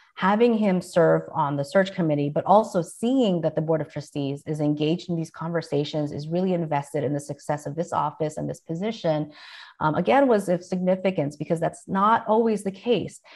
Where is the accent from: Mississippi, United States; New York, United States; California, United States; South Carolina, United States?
California, United States; San Diego; also born or lived in Philippines; I was raised in San Diego